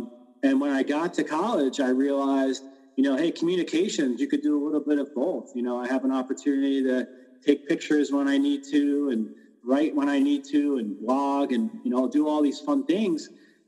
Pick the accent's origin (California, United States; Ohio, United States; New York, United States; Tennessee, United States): New York, United States; moved away; also born or lived in Pennsylvania; growing up in New York, we had the Mets, obviously, and we went to a lot of games in Shea Stadium. But when we moved to Pennsylvania